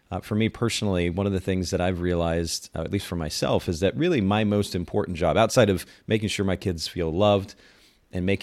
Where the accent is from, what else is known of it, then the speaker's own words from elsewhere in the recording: Japan; I grew up in Japan. I was a missionaries kid, and grew up in a very conservative home and, in culture.